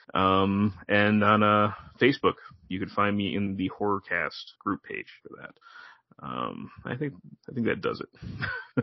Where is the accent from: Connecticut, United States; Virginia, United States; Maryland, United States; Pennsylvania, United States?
Connecticut, United States; an East Coaster like me, you know, who, you know, born and raised in Connecticut